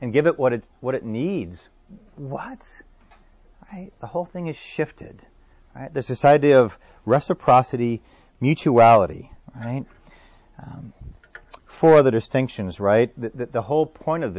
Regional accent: New Orleans, Louisiana, United States; New Orleans, my hometown

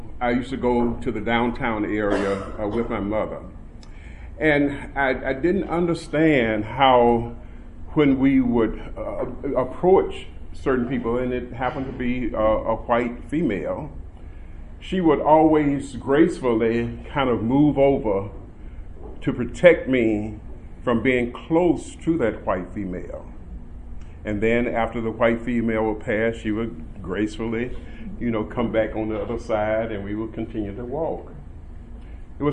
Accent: Tupelo, Mississippi, United States; now in Birmingham, United States; I'm a boy from Tupelo, Mississippi

